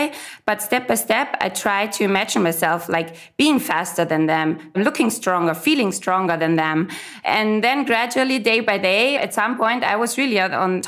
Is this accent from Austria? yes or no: yes; Austria; I'm from Austria